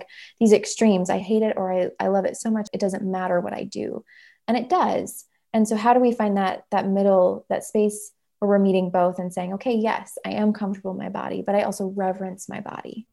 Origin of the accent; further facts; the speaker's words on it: Minnesota, United States; We're from Minnesota